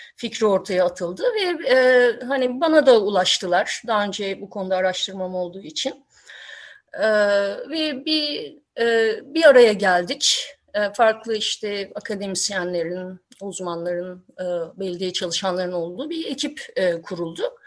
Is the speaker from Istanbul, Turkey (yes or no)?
yes; Istanbul, Turkey; moved away as an adult; İstanbul'da ben gençliğimi geçirdim ama 90'ların başına itibaren ayrıldım.